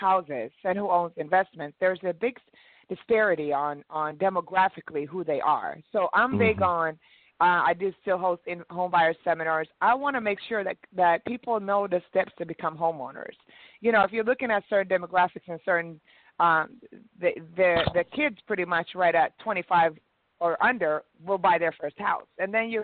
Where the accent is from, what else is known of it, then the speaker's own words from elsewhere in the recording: Sweden; now in Atlanta, United States; I'm originally from Sweden, so I come from a very multicultural background